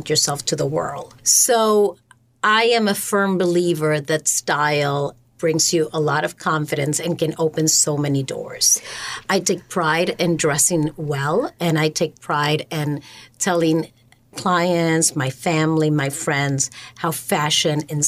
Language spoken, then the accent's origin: English; Buenos Aires, Argentina; accent: Argentine; English is a second language; moved away as an adult; now in United States; I'm originally from Argentina, Buenos Aires.